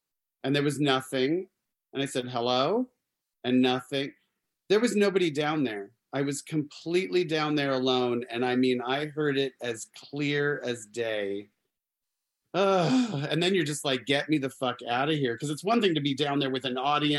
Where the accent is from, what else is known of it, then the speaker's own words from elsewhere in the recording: Arizona, United States; Oh yeah, I grew up in Arizona, so